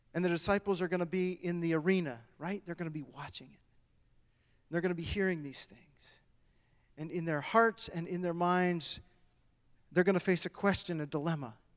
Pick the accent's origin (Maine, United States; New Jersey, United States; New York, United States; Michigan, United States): Michigan, United States; moved away; I was born and raised in Michigan